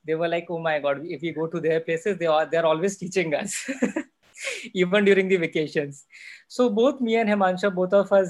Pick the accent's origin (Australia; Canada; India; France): India; Morena, Madhya Pradesh; moved away as an adult; also born or lived in Gwalior / Pune; I'm from Chambal. That's one of the reasons. I was born and brought up in a small town, Morena, and which is very famous again because of the Chambal ravines.